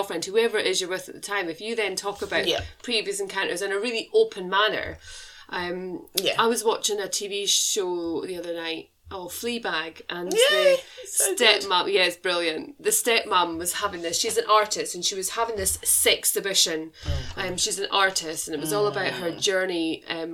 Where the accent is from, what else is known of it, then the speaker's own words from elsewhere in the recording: United Kingdom; as a British nation